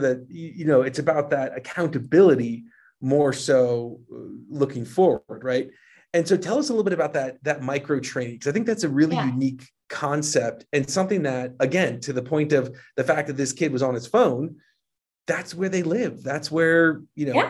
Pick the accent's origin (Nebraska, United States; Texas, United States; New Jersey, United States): New Jersey, United States; moved away as an adult; also born or lived in New York City; now in Utah, United States; I grew up in Jersey, I lived in New York City, but I've lived in Utah for a little bit too long